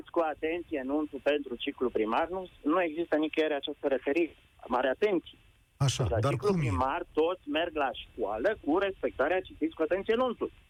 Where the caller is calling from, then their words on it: Brașov, Brașov County, Romania; Vă sunt de la Brașov, sunt la doi copii din ciclu primar.